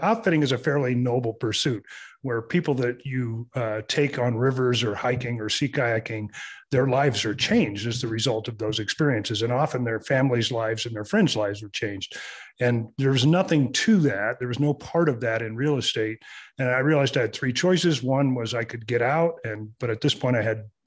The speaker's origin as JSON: {"language": "English", "region": "Southern California", "country": "United States", "tie": "born or raised there", "moved": "yes", "said": "I was born and raised in Southern California"}